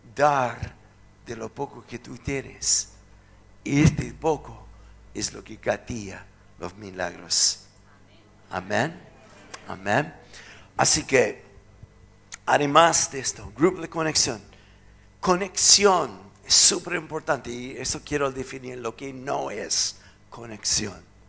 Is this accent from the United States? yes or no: yes; United States; Spanish is a second language; moved away; soy gringo